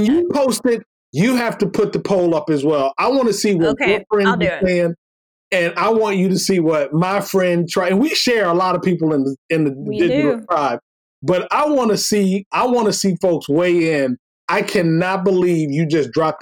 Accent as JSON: {"language": "English", "region": "Florida", "country": "United States", "tie": "born or raised there", "said": "I was born in Florida"}